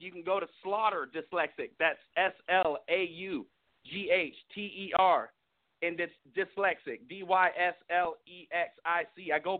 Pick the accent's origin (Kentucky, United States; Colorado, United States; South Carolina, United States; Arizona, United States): Arizona, United States; Phoenix; I grew up out here in Phoenix, Arizona.